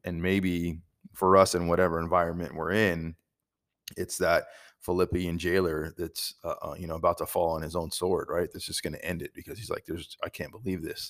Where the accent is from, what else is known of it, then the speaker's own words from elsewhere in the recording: United States; us as American Christians